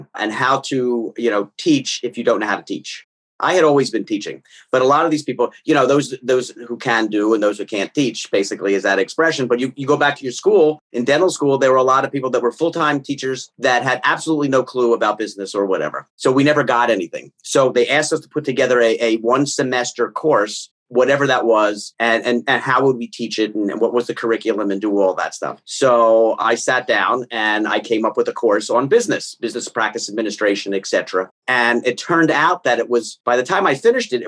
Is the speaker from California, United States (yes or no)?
no; Philadelphia, Pennsylvania, United States; moved away as an adult; also born or lived in Long Island, New York / Dallas; I grew up in Philadelphia, went to Temple